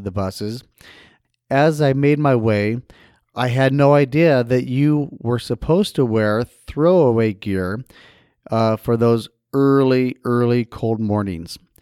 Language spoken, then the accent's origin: English; Idaho Falls, Idaho, United States; moved away; my hometown back in Idaho Falls, Idaho